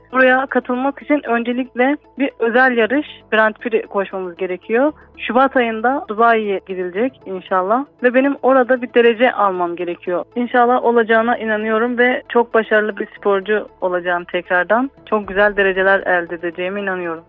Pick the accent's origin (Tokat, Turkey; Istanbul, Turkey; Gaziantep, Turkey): Gaziantep, Turkey; moved away as an adult; also born or lived in Sivas; now in Ankara, Turkey; Gaziantep'in Şehit Kamil Lisesi'nde dünyaya geldim. İlk öğretim hayatımı Gaziantep Kaf Görme engelliler İlk Öğretim Okulu'nda tamamladım ve daha sonra Gaziantep Anadolu Lisesi'nde lise eğitimimi tamamlayarak